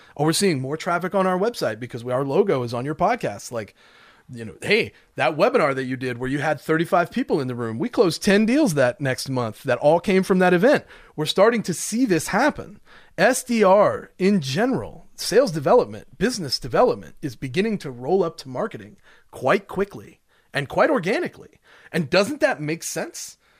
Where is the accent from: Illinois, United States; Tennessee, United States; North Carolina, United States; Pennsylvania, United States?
Tennessee, United States; Smoky Mountains of; I'm from the Smoky Mountains